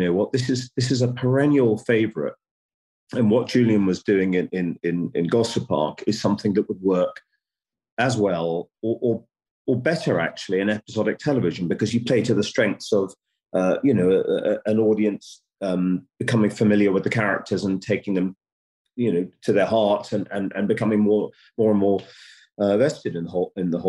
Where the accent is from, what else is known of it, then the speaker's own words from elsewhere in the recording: United Kingdom; as a British producer